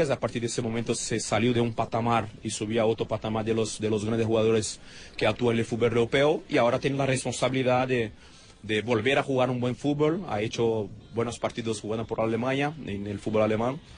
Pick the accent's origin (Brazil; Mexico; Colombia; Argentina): Brazil; Spanish is a second language; he actuado con la selección aquí en mi país